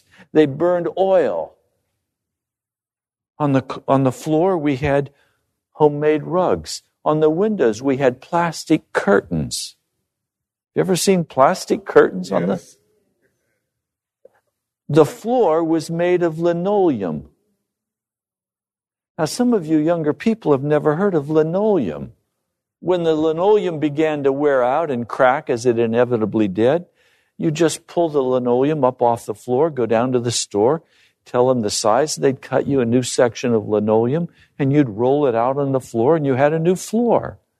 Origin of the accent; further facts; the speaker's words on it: Bosler, Wyoming, United States; As I grew up living in Bosler, I remember the first time I had an ice cream.